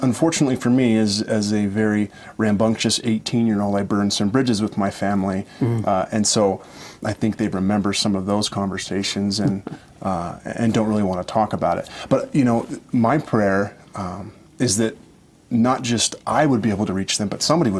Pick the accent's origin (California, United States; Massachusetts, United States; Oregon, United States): Oregon, United States; It was certainly different than what I grew up with in Oregon and singing out of the hymnal.